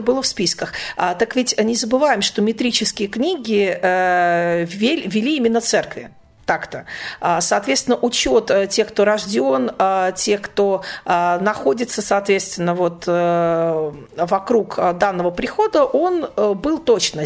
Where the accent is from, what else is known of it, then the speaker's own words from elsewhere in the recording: Obninsk, Kaluga Oblast, Russia; в том приходе, в котором я выросла, а, в Обнинске